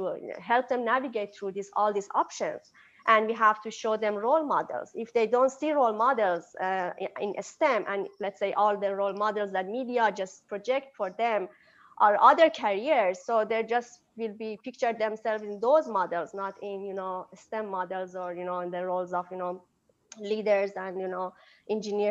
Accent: Iran; moved away as an adult; now in United States; I'm from Iran, so I basically grew up in an Eastern culture and Eastern educational system

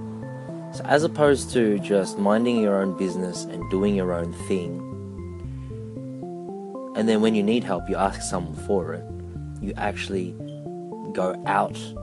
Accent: Philippines; now in Australia; myself as a Filipino

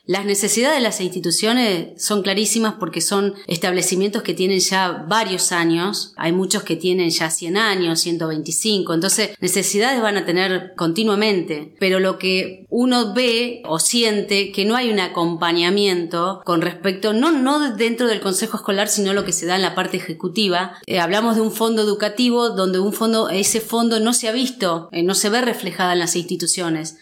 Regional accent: General Villegas, Buenos Aires Province, Argentina; No soy nacida acá en General Villegas, pero ya soy más de Villegas que, que de mi pueblo. Vine muy, muy pequeña, tenía 5 años cuando arribé acá a General Villegas.

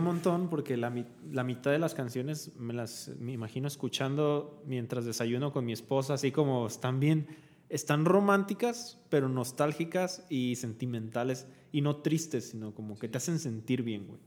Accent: Mexico; nosotros somos mexicanos

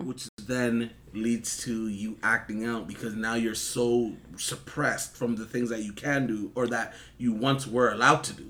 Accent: Toronto, Ontario, Canada; I'm from Toronto. You already know, um, I grew up here

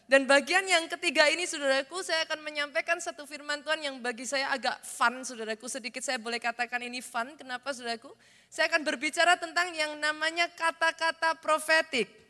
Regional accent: Surakarta, Central Java, Indonesia; I was born in this city, saya lahir di kota ini. Secara jasmani, saudaraku, saya wong Solo

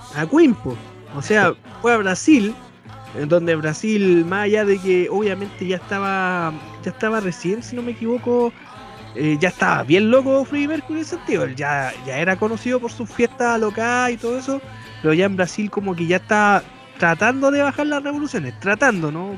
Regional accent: Chile; aquí nos jactamos, no, nosotros somos los jaguares de América

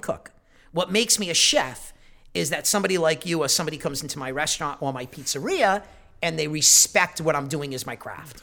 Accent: Providence, Rhode Island, United States; Growing up in Providence

